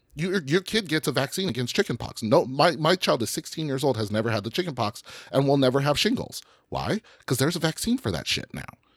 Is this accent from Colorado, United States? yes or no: yes; Colorado, United States; I'm from Colorado